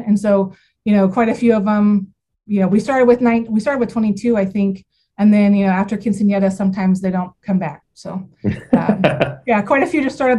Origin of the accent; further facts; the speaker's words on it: Southwest Kansas, United States; I am from Southwest Kansas. My family and I feed cattle here.